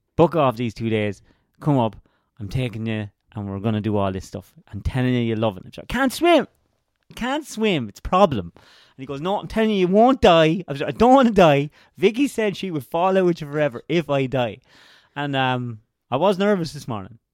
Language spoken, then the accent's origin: English; Laois, Ireland; I'm from Leash, which is the only county not touching a county touching the sea.